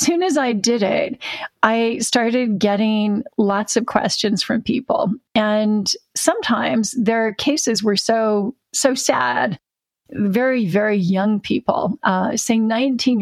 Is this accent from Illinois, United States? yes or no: no; Orange County, Southern California, United States; moved away as an adult; also born or lived in Tustin, California; now in United Kingdom; I'm a Southern Californian who is a sunshine refugee. I'm now living in the rain with Sarah.